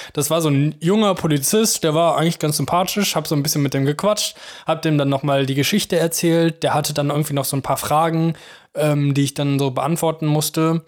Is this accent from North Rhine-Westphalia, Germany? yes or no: yes; Mönchengladbach, North Rhine-Westphalia, Germany; moved away as an adult; now in Cologne, Germany; in meiner Heimat, in Mönchengladbach